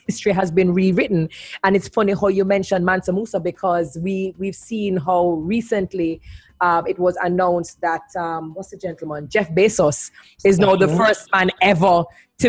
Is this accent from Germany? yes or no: no; Portmore, Saint Catherine, Jamaica; from my city, Portmore, Sun City